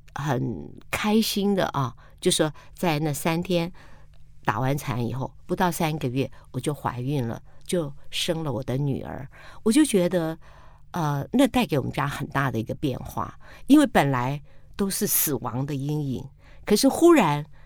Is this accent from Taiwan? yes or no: yes; Taiwan; also born or lived in Penghu (mother's origin); 那时候我搬到客家村庄